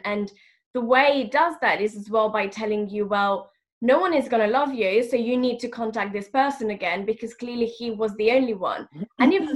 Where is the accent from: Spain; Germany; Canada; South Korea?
Spain; Madrid, Community of Madrid; moved away as an adult; now in London, United Kingdom; I am originally from Madrid. I was born in Madrid, and I'm also half French